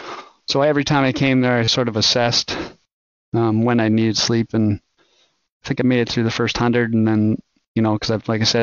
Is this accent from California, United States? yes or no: no; El Paso, Texas, United States; I guess growing up near the Rockies, El Paso being the very southern tip of the Rockies, it just called me there.